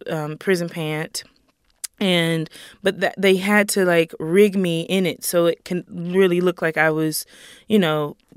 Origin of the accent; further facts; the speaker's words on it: the South, United States; And then I'm from the South and all the layers of slavery and Jim Crow